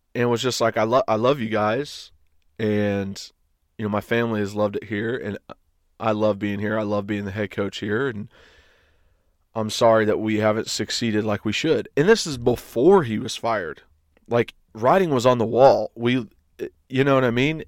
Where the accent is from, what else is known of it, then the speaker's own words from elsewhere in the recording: East Tennessee, United States; I went to U T because I was from East Tennessee.